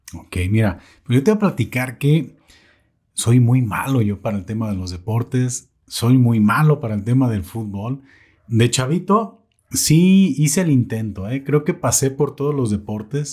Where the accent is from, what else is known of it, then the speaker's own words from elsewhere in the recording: Totonilco, Jalisco, Mexico; moved away as an adult; now in Zapotlanejo, Mexico; Yo no soy de Zapotlanejo. ya, este, ya me hice de Zapotlanejo. Claro. Yo soy de Totonilco